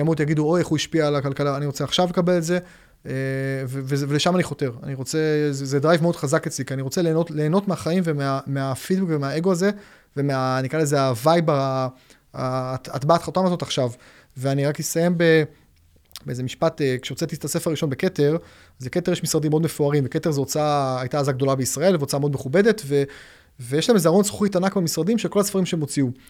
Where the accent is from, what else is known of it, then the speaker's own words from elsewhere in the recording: Haifa, Haifa District, Israel; באתי עם ההורים שלי בחיפה, אני במקור חיפאי